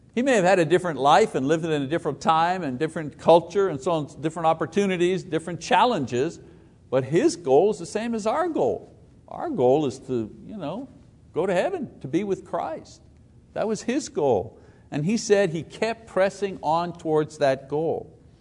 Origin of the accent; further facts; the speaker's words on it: Quebec, Canada; now in Choctaw, Oklahoma, United States; A French Italian Catholic growing up in Quebec